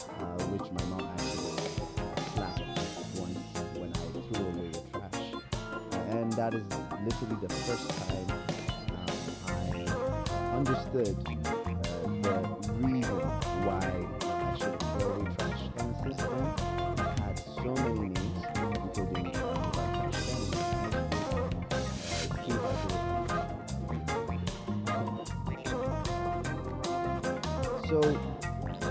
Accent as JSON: {"language": "English", "country": "Ethiopia", "said": "I am straight from Ethiopia"}